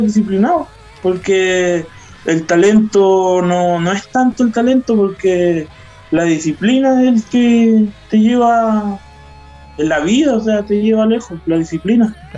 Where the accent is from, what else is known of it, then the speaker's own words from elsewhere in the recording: Curanilahue, Biobío, Chile; also born or lived in Santiago; yo soy de curanilagüe de la octava región